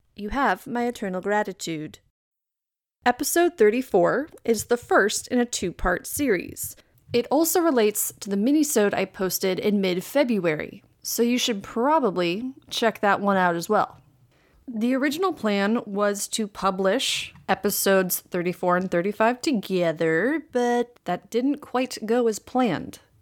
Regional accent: Green Bay, Wisconsin, United States; my hometown of Green Bay, Wisconsin

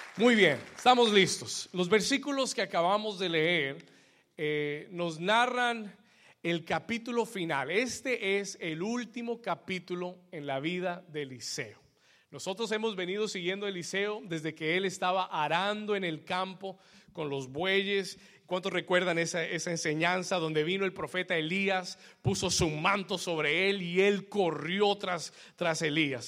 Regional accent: Colombia; somos muchos colombianos

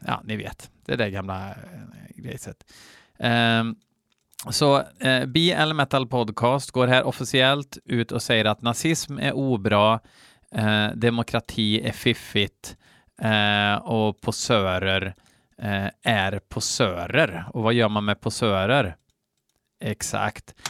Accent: Sweden

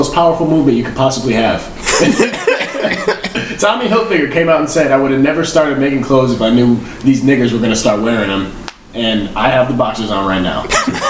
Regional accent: New York, United States; I'm from New York, buddy.

